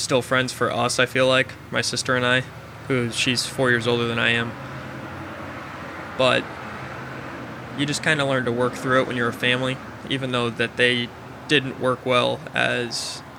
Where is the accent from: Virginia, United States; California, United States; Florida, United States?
Virginia, United States; born there; But so I was born in Virginia, right outside of D.C., and that was right before 9/11.